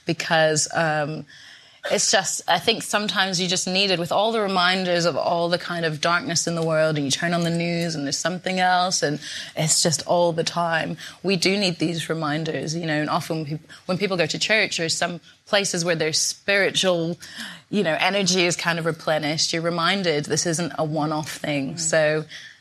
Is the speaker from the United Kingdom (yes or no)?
yes; Scotland, United Kingdom; moved away as an adult; now in London, United Kingdom; growing up in Scotland